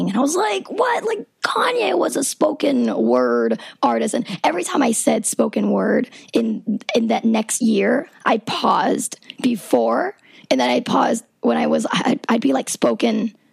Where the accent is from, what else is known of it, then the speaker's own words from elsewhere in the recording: South Georgia, United States; I'm from South Georgia. I've been listening to hip hop all my life